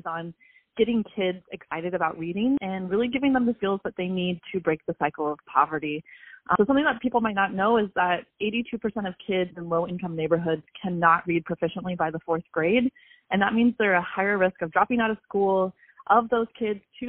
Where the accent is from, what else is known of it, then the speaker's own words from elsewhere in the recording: San Diego, California, United States; also born or lived in Honduras; I grew up in San Diego